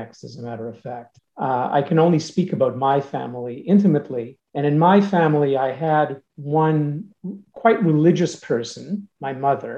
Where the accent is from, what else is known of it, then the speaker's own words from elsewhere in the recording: Saint John, New Brunswick, Canada; first language Yiddish; English is a second language; I'm the only person in my generation east of Quebec who grew up speaking Yiddish